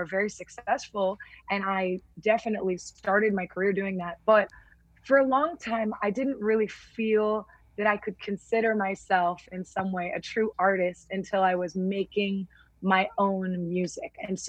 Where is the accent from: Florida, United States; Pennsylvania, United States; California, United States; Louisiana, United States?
California, United States; And I realize that, you know, growing up in Southern California, I don't have the same experience that, you know, a Black person living in the 1950s in Mississippi does.